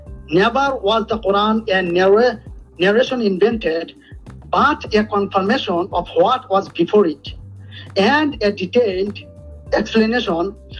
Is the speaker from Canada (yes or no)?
no; Bangladesh; I am from Bangladesh.